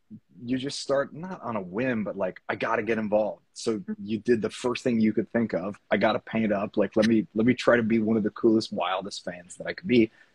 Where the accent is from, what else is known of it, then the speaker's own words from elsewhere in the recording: Dallas, Texas, United States; It took me a minute, but I grew up in Dallas, so I'm a Cowboys guy.